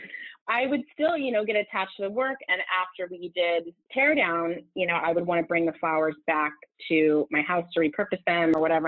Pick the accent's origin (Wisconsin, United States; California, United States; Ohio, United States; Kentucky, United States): California, United States; Southern; moved away as an adult; also born or lived in Los Angeles, United States; now in New York, United States; I'm from Southern California and had moved